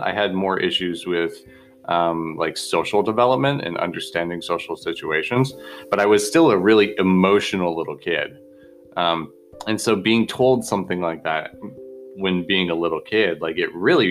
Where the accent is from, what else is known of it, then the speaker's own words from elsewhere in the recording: Bozeman, Montana, United States; I grew up in Bozeman, Montana